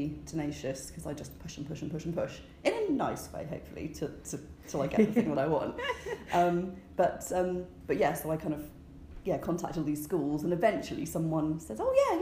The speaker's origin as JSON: {"language": "English", "country": "United Kingdom", "said": "I'm British"}